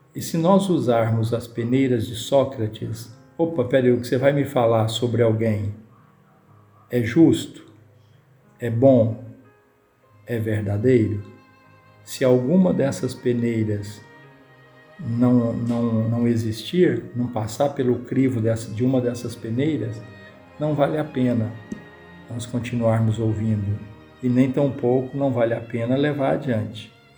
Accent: Minas Gerais, Brazil; nós mineiro

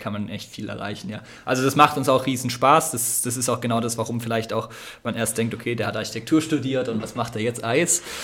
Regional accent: Ditzingen, Baden-Württemberg, Germany; moved away as an adult; now in Konstanz, Germany; Ich bin eigentlich aus der Nähe von Stuttgart.

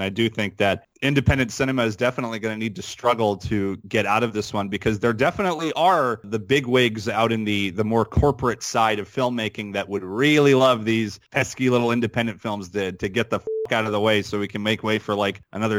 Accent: Canada

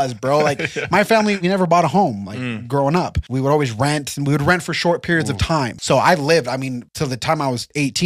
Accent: Provo, Utah, United States; I'm from Utah. I was actually born in Provo. I'm an 801 boy.

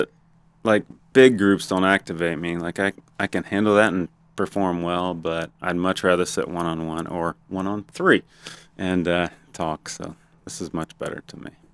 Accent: Ohio, United States; born or raised there; moved away as an adult; also born or lived in Roseburg, Oregon; now in Gainesville, United States

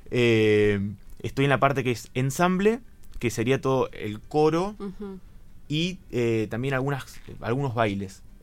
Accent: Saavedra, Buenos Aires Province, Argentina; now in Bahía Blanca, Argentina; No, soy de Saavedra. Eh, estudié en Goyena todo lo que es primaria y secundaria y vine acá en el 2017 a estudiar el profesorado en letras.

